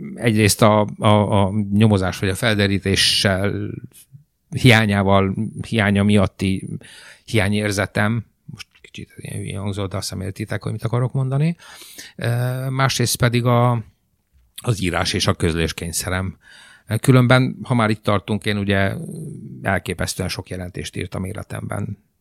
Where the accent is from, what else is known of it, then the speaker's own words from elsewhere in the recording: Timișoara, Timiș County, Romania; first language Hungarian; moved away as an adult; now in Hungary; Temesváriként 650 km a tengerparttól